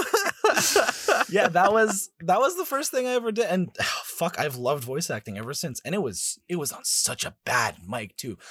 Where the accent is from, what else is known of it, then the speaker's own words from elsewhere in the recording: Canada; I'm, I'm Canadian